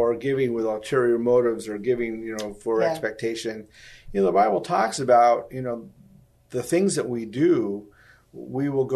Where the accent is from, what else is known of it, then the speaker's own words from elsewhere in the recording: United States; we're from America